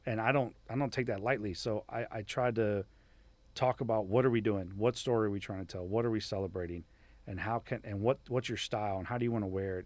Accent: Miami, Florida, United States; moved away as an adult; growing up in Miami was awesome

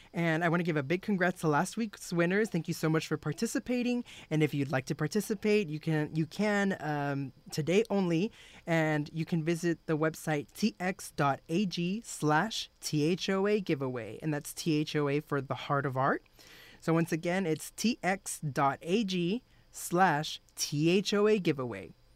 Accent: Texas, United States; I'm a Texan

